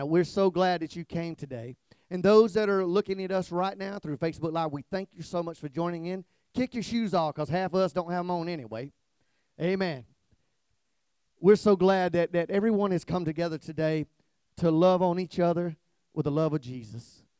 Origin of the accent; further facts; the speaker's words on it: South Georgia, United States; now in Kihei, United States; I'm from South Georgia